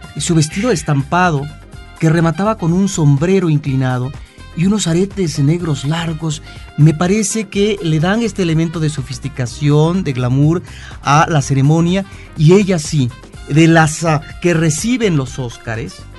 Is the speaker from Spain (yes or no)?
no; Mexico